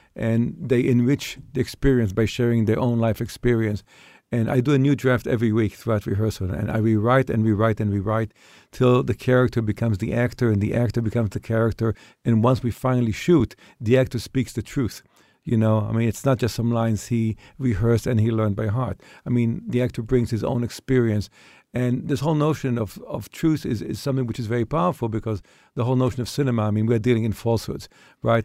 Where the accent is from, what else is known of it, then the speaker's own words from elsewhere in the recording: Israel; moved away; I was an Israeli kid.